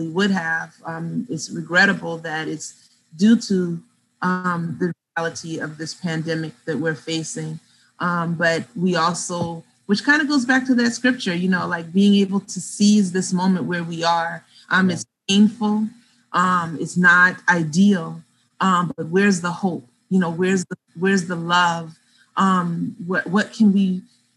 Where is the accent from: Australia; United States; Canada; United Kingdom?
United States; the South; moved away; I grew up in the South